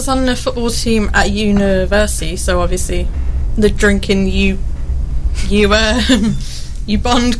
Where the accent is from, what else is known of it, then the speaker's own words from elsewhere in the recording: Birmingham, West Midlands, United Kingdom; moved away as an adult; now in Newark, United Kingdom; I've been here in Newark for about a month and a half now. I'm from Birmingham, big city. Lived in all big cities all the time.